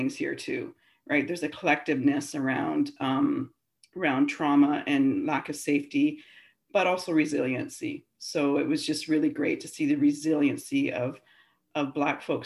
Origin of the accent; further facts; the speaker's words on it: Ontario, Canada; moved away as an adult; now in Vancouver, Canada; I grew up in Ontario, Babel, Ontario